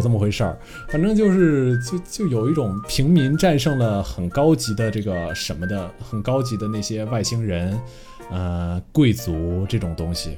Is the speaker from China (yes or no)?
yes; China; 我本身作为一个中国人